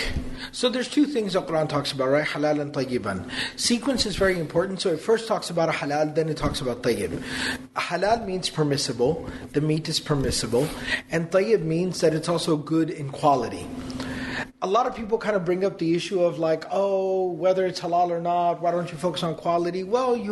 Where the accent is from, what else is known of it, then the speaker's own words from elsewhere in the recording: Texas, United States; we're from Texas